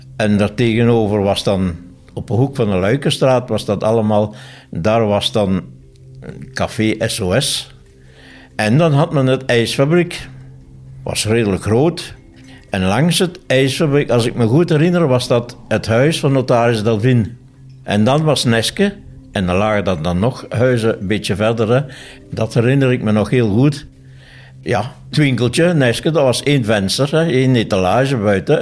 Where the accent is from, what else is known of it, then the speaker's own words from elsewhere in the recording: Neerrepen, Flanders, Belgium; also born or lived in Tongeren; ik ben afkomstig uit Nerem